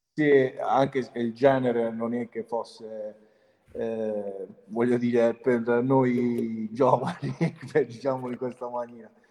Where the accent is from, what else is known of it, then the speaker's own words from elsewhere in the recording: Altamura, Apulia, Italy; io sono di Altamura